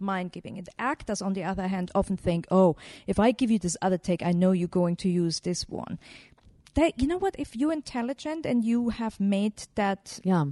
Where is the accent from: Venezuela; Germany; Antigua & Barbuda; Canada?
Germany; I grew up in Germany